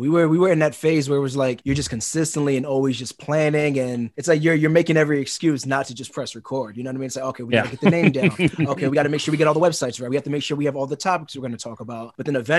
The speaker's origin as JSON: {"language": "English", "town": "New York City", "region": "New York", "country": "United States", "tie": "born or raised there", "also_born_or_lived": "Concord, New Hampshire", "said": "born and raised in Brooklyn, New York"}